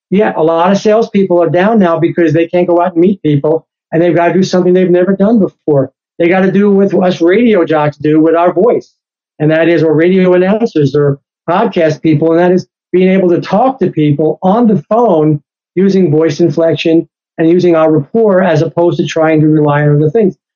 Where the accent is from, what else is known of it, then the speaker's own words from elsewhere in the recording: New York, United States; And, and again, I'm from New York. I was there in 911. I was there in New York City.